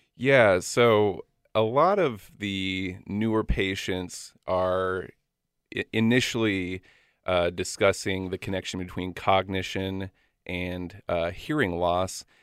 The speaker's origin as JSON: {"language": "English", "region": "Florida", "country": "United States", "also_born_or_lived": "Tennessee / Athens, Georgia", "moved": "as an adult", "lives_now": "Washington, United States", "said": "I'm originally from Florida"}